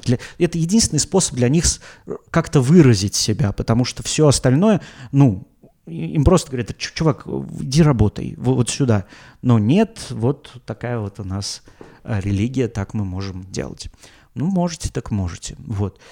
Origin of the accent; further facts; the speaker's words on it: Russia; я из России